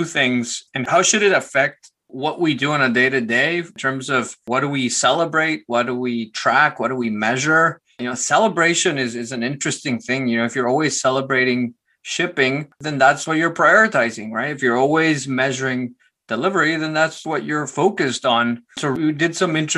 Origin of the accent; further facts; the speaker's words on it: Guatemala City, Guatemala Department, Guatemala; I was born in Guatemala City, Guatemala. My parents had a small business and my dad had a computer and we had a small apartment. So the computer happened to be in my room